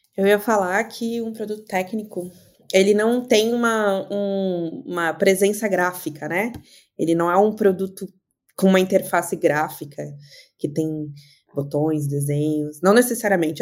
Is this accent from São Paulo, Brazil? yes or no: no; Blumenau, Santa Catarina, Brazil; now in Porto Alegre, Brazil; sou de Blumenau, Santa Catarina, mas estou em Porto Alegre